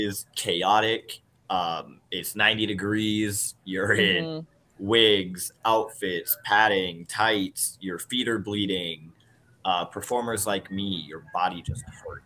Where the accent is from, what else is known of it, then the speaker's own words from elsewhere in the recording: Southern Iowa, United States; moved away; I come from Southern Iowa, real small town